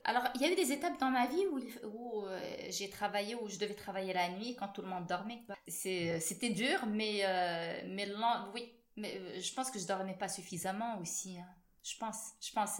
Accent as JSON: {"language": "French", "country": "Morocco", "said": "en tant que marocaine"}